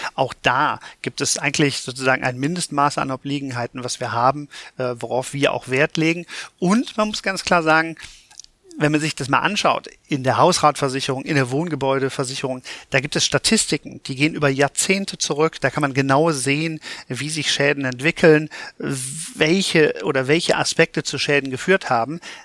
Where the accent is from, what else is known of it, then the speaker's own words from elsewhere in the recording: Cologne, North Rhine-Westphalia, Germany; ich komme aus Köln